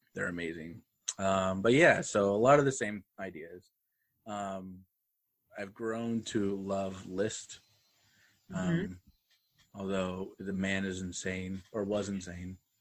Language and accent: English; Pocatello, Idaho, United States; moved away as an adult; also born or lived in Louisiana; now in Houston area, United States; my hometown, Pocatello